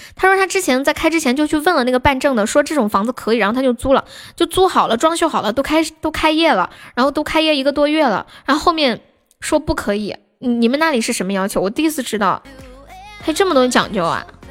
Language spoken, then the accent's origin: Chinese; Sichuan, China; 我不是山东的宝宝，我是四川到